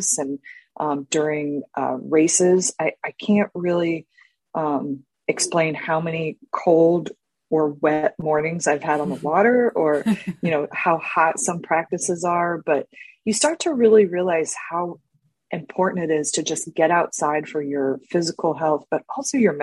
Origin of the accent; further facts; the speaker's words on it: Orlando, Florida, United States; I grew up in Orlando, Florida.